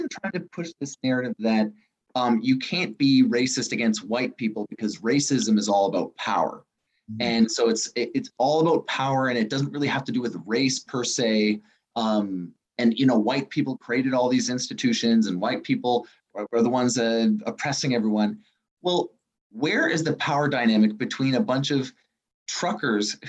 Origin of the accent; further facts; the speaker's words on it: Ottawa, Ontario, Canada; now in Toronto, Canada; I'm from Ottawa